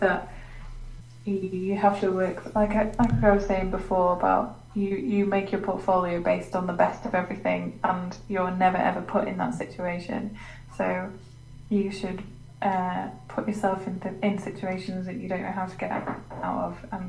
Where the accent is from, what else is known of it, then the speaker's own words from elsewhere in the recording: England, United Kingdom; I'm English